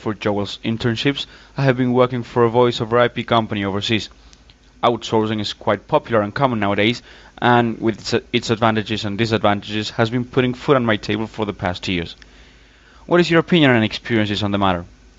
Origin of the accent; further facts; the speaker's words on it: Córdoba, Argentina; I'm from Cordoba, Argentina